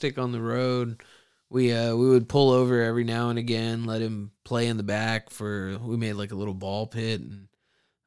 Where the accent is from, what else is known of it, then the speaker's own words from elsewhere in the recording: Texas, United States; I'm from Texas.